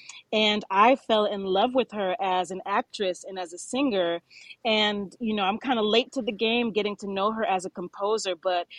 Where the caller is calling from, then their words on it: Poughkeepsie, New York, United States; I am calling from Poughkeepsie, New York right now, Marist College.